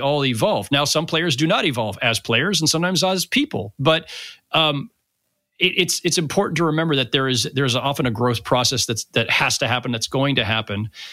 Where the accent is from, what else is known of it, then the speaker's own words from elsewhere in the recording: Bay Area, California, United States; I grew up in the Bay Area.